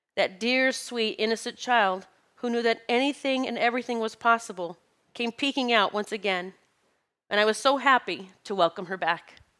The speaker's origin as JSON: {"language": "English", "region": "Pennsylvania", "country": "United States", "said": "I'm from Pennsylvania"}